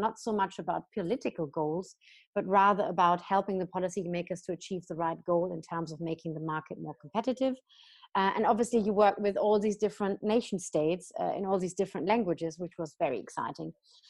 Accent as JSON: {"language": "English", "country": "Germany", "said": "so I studied in the UK, I studied in France, I then came back to Germany, my home country, worked a little bit in the real estate fund sector"}